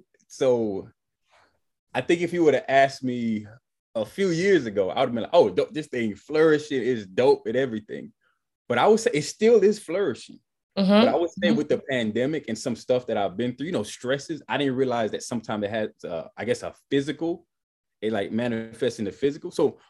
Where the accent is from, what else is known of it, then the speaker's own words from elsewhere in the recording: Miami, Florida, United States; now in Atlanta, United States; I'm originally from Miami, 305 Dade County. Still got my 305 number and everything. But I've been in Georgia now for 13 years.